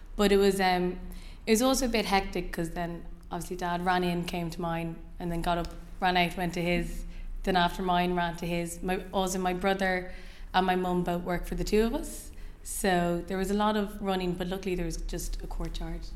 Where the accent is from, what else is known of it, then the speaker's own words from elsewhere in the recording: Ireland; moved away as an adult; now in London, United Kingdom; I was born in Ireland, and I lived there until I lived here, four years ago